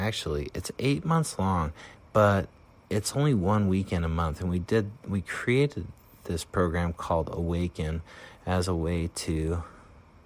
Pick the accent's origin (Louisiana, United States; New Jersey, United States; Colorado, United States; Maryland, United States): Colorado, United States; Durango; moved away; I grew up in Colorado and in a little town called Durango.